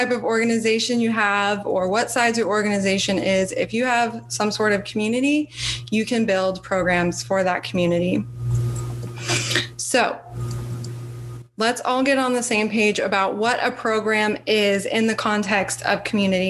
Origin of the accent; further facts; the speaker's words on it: Austin, Texas, United States; I'm from Austin, like I mentioned before, the live music capital of the world.